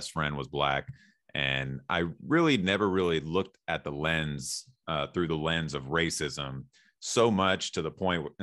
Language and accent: English; San Jose, California, United States; now in Arizona, United States; I was born and raised in San Jose